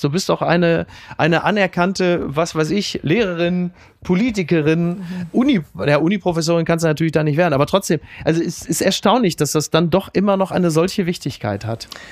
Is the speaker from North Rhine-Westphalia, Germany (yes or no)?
yes; Castrop-Rauxel, North Rhine-Westphalia, Germany; meiner Heimat, Castor Brauxel